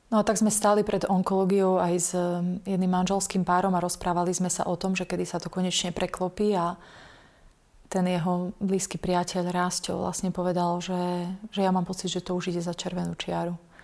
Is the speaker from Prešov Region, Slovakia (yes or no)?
yes; Bardejov, Prešov Region, Slovakia; also born or lived in England; v Bardejove, v mojom rodnom meste